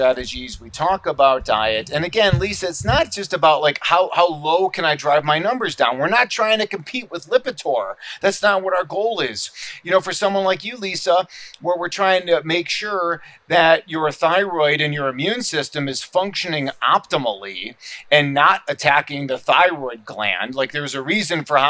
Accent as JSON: {"language": "English", "town": "Chicago", "region": "Illinois", "country": "United States", "tie": "born or raised there", "moved": "yes", "lives_now": "Scottsdale, United States", "said": "my hometown right. of Chicago"}